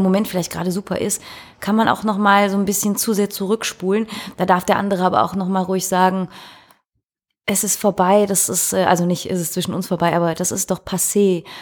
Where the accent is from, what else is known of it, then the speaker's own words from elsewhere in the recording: Belgium; bei uns in Belgien